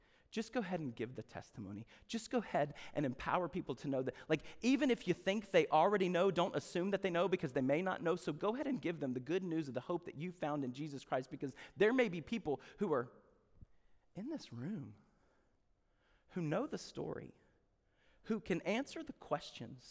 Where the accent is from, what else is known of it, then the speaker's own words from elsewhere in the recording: the South, United States; we're from the South